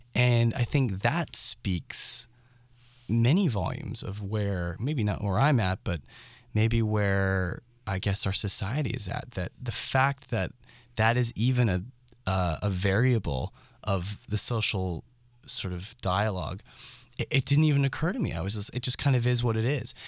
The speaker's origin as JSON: {"language": "English", "town": "San Francisco", "region": "California", "country": "United States", "tie": "born or raised there", "said": "growing up in San Francisco and doing theater as a young kid"}